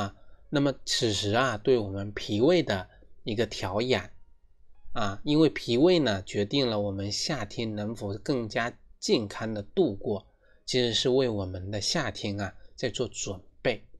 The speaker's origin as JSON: {"language": "Chinese", "country": "China", "said": "其实这就是千百年来我们中华民族，我们中国人啊"}